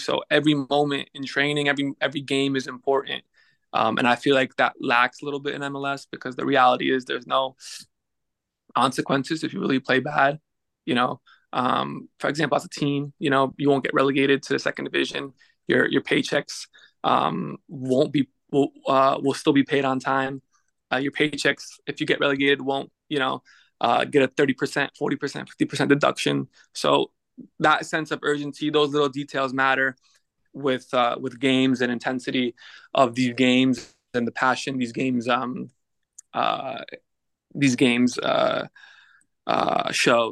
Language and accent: English; United States; moved away as an adult; also born or lived in Netherlands / France / England / Belgium; now in Cincinnati, United States; playing for my hometown club